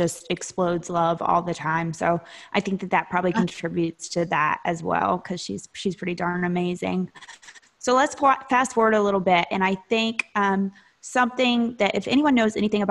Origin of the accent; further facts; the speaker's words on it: the South, United States; I grew up in the South